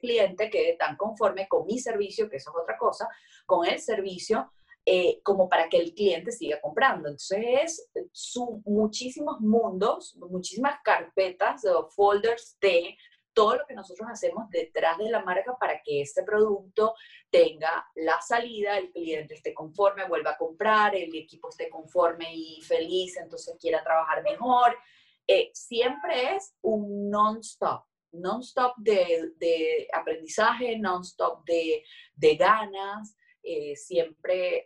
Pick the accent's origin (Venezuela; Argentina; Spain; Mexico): Venezuela; nosotros como, como, como venezolanos